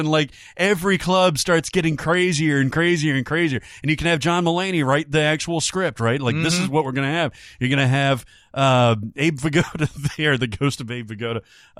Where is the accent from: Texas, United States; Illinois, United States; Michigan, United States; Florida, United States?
Florida, United States; Miami; It's probably the most honest representation of my hometown. This person's from Miami that I've ever seen.